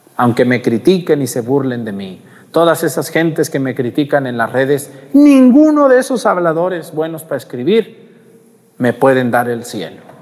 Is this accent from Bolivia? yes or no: no; Jalisco, Mexico; now in Guerrero, Mexico; en mi pueblo y en, en mi tierra donde yo soy, en Jalisco